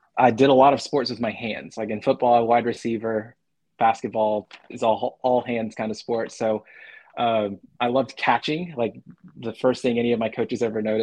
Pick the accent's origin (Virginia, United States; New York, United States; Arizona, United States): Arizona, United States; now in Huntsville, United States; I grew up, growing up in Arizona, mountain time